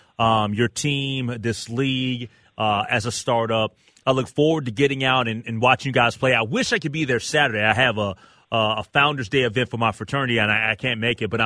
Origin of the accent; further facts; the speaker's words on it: Minnesota, United States; as a Minnesotan